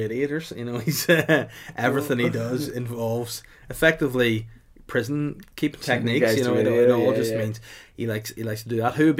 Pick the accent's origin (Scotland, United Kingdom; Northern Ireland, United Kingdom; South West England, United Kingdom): Northern Ireland, United Kingdom; Holywood; I was from Hollywood